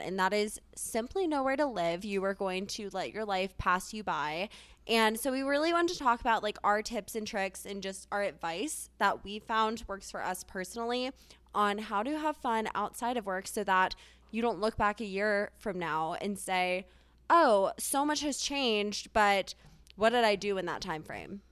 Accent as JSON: {"language": "English", "town": "Charleston", "region": "South Carolina", "country": "United States", "moved": "as an adult", "lives_now": "Denver, United States", "said": "I'm originally from Charleston, South Carolina, but came out to school here"}